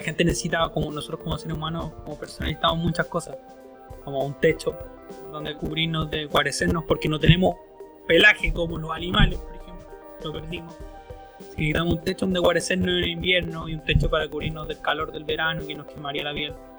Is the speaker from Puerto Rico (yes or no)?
no; Chile; la gente de mi pueblo, para, para la gente de Chile